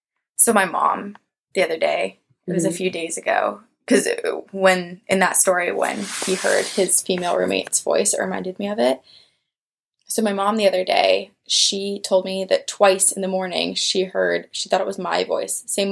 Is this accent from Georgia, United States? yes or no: no; New Jersey, United States; my brother and I were taken to our Aunt Sherry's house near where I grew up in Jersey.